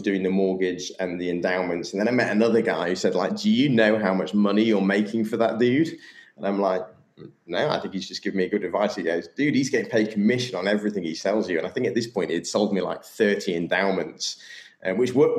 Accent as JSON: {"language": "English", "town": "Sheffield", "region": "Yorkshire and the Humber", "country": "United Kingdom", "said": "I'm English from Sheffield"}